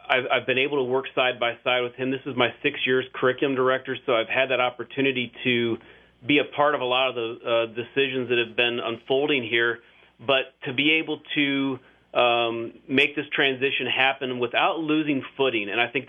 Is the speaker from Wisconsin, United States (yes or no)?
no; Fairless, Ohio, United States; Growing up in Fairless, I worked at my mom and dad's auto garage